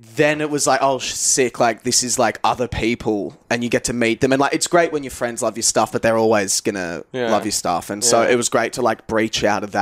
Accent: Australia; also born or lived in England; I'm from here, Australia. Obviously, we were discussing before, born in England, which is mad.

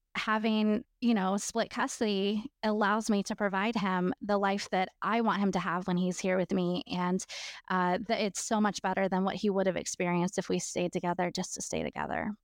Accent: Florida, United States; am from Florida

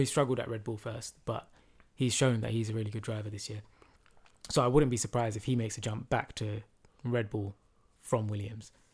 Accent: London, United Kingdom; We're from London.

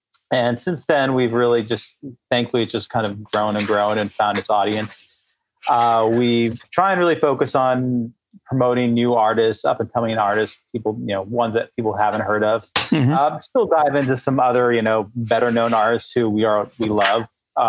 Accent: California, United States

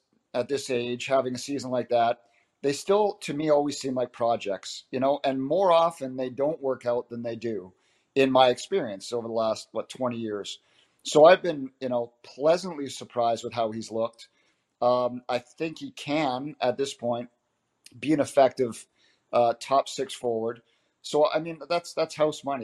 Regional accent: Abbotsford, British Columbia, Canada; I'm from Abbotsford

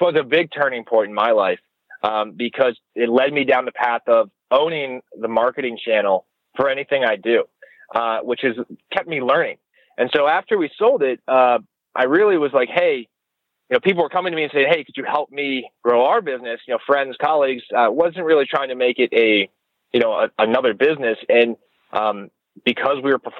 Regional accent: Annapolis, Maryland, United States; also born or lived in Delaware; So I'm an East Coast guy. I was born in Annapolis, Maryland.

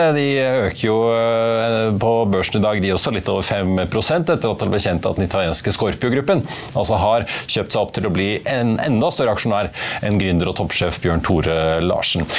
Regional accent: Norway; når vi nordmenn

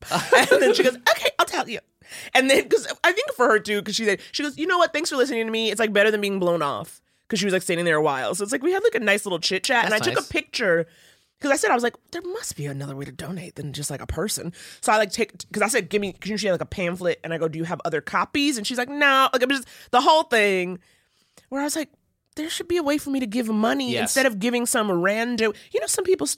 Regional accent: New York, United States; Because like for me, I think it was like growing up in New York and I kind of taught you to be a little bit tougher, harder, or like more skeptical.

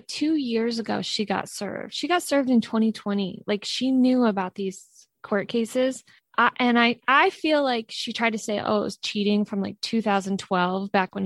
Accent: New York, United States; moved away; I'm originally from New York.

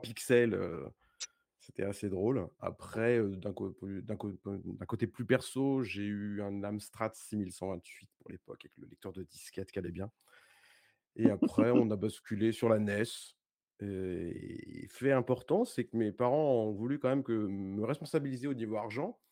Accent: Paris region, Île-de-France, France; je suis de région parisienne

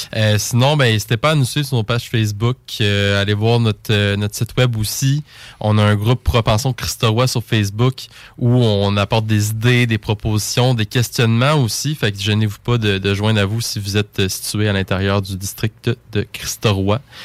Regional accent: Lévis, Quebec, Canada; pour moi, Lévis, c'est ma ville, c'est ma place.

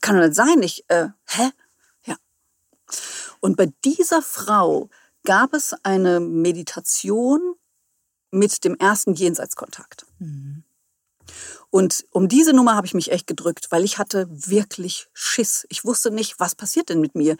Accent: near Friedberg, Hesse, Germany; moved away as an adult; now in Hamburg, Germany; Ich komme ursprünglich aus dem Hessenland, mhm. bin dort auch geboren, also in der Nähe von Friedberg

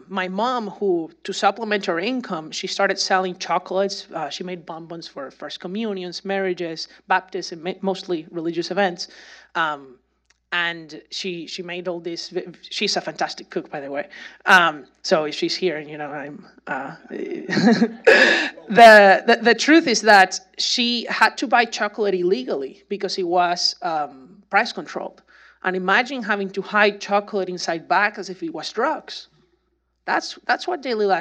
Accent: Venezuela; English is a second language; moved away as an adult; also born or lived in Indiana; now in United States; that Venezuelan kid end up in Indianapolis

